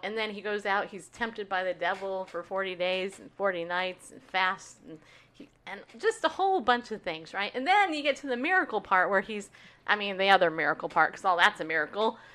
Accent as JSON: {"language": "English", "region": "New York", "country": "United States", "tie": "born or raised there", "also_born_or_lived": "California", "moved": "yes", "lives_now": "Tennessee, United States", "said": "I was born in New York"}